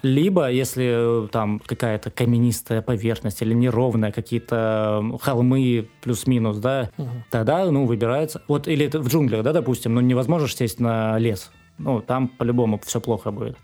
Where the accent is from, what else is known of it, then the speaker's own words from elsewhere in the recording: Rostov-on-Don, Rostov Oblast, Russia; Я сам из Ростова